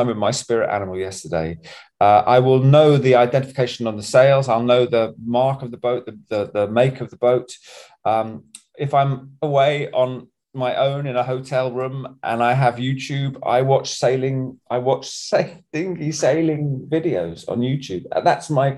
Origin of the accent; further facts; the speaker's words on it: Bognor Regis, South East England, United Kingdom; I was growing up in Bognor Regis, in my adolescence, I just sailed all the time